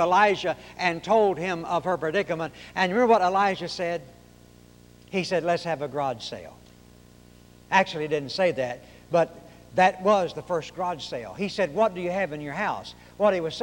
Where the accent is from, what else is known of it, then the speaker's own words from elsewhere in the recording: Arkansas, United States; also born or lived in Oklahoma; now in Texas, United States; I was born in Oklahoma, raised in Arkansas, and live in Texas